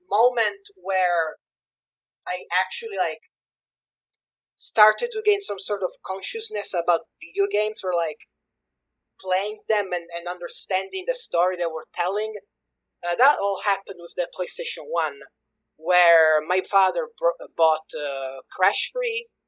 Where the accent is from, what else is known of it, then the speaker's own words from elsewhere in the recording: Sicily, Italy; I'm from Italy, specifically Sicily